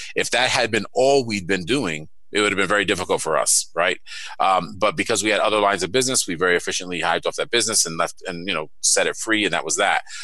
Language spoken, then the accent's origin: English; New York City, New York, United States; moved away; I'm from Brooklyn and Queens in New York City